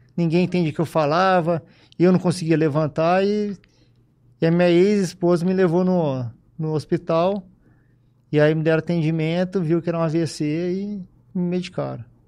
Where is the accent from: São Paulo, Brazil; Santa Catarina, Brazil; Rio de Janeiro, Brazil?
São Paulo, Brazil; Ribeirão Preto; also born or lived in Piracicaba / Bebedouro; Eu nasci em Piracicaba e vim para Ribeirão com seis anos de idade. Aí de seis anos para cá, só, só vivi aqui, morei aqui